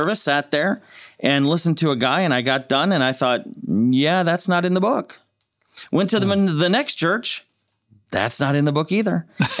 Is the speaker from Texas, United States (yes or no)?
no; Madison, Wisconsin, United States; I was born in Madison, Wisconsin. Grew up in a middle class family, that sort of thing.